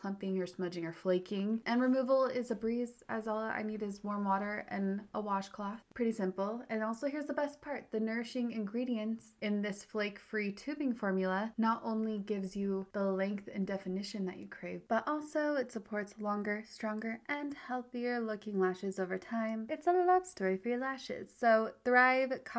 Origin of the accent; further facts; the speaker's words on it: Utah, United States; I grew up in Utah, and Utah, it's wild mm-hmm. that I'm 31 and single